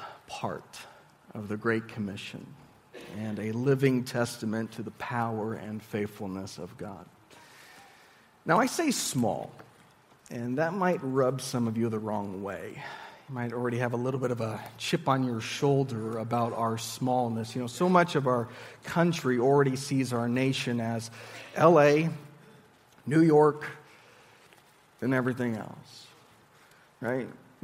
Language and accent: English; Sendai, Miyagi, Japan; also born or lived in Tokyo; now in Visalia, United States; But I grew up in Japan. I primarily lived in Sendai, and that's a pretty small city for Japan standards